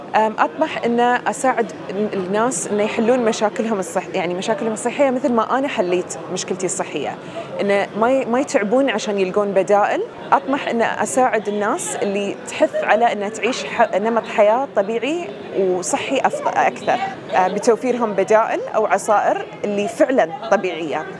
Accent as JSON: {"language": "Arabic", "country": "Bahrain", "said": "من البحرين"}